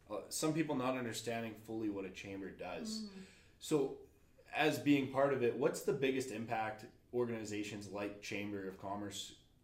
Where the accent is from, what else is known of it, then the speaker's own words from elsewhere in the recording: Airdrie, Alberta, Canada; I'd be cheating because I'm kind of from Airdrie.